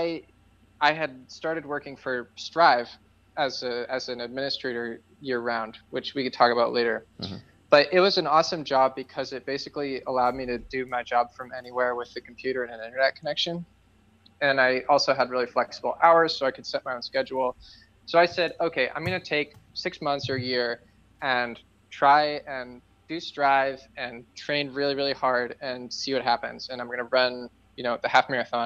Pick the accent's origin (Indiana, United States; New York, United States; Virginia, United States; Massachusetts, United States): Massachusetts, United States; Boston; moved away; I grew up in Boston, so I knew a lot of people there.